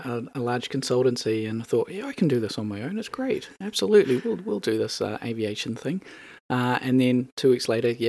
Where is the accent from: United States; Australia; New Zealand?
New Zealand; moved away as an adult; now in Edinburgh, United Kingdom; So my accent will give away. I'm not local. I am from New Zealand.